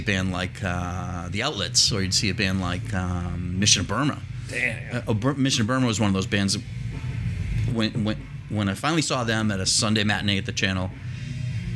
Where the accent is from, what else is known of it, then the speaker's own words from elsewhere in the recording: Malden, Massachusetts, United States; I grew up in Malden, which is about 5 miles north of Boston.